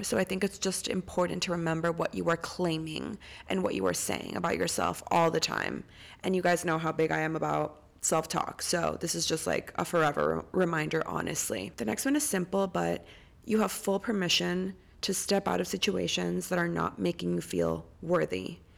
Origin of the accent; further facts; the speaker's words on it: Costa Rica; moved away; I'm recording from Costa Rica. I'm home right now